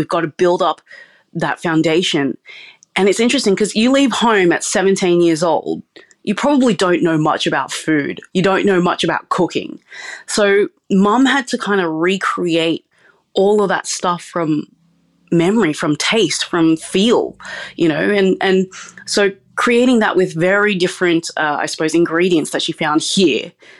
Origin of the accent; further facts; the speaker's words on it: Sydney, New South Wales, Australia; Yeah, so I was born and raised in Sydney, but my parents are actually from a tiny village in Sarawak, Malaysia, called Cebu.